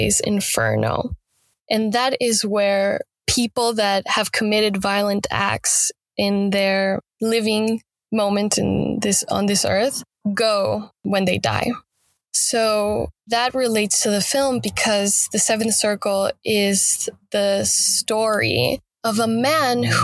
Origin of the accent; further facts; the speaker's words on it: Mexico City, Mexico; moved away as an adult; now in Los Angeles, United States; I'm from Mexico City. The capital.